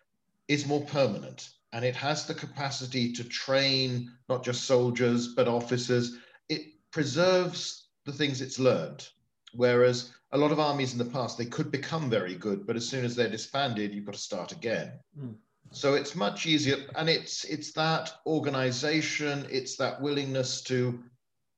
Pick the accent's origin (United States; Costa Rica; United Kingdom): United Kingdom; South Wales; I grew up in South Wales, the western part of Britain